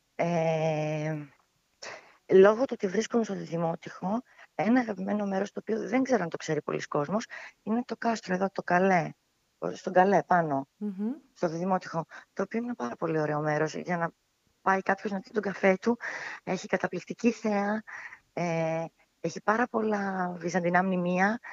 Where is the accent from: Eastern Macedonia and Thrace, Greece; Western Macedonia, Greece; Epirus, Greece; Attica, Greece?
Eastern Macedonia and Thrace, Greece; Alexandroupoli; also born or lived in Athens; κατάγομαι από τον Εύρο, από την Αλεξανδρούπολη